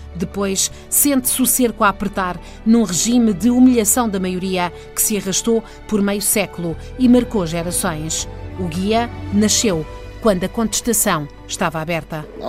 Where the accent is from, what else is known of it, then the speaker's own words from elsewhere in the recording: Maputo, Maputo City, Mozambique; eu tenho 25 anos de idade e sou moçambicana.